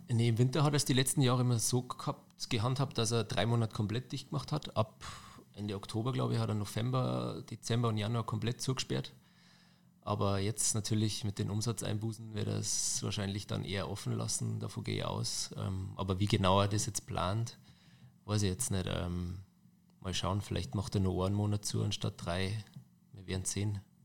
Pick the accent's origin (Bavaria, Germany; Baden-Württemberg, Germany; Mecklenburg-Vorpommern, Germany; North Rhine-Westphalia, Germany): Bavaria, Germany; Neukirchen am Inn; also born or lived in Passau; geboren in Passau und dann aufgewachsen, äh, fünf Kilometer von Passau auf dem Land, das Kaffhaus Pfennigbach